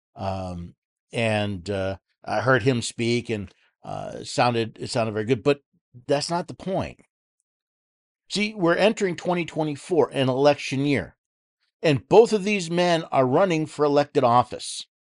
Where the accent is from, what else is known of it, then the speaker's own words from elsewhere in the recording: New York City, New York, United States; moved away as an adult; I was born in New York City, lived there most of my life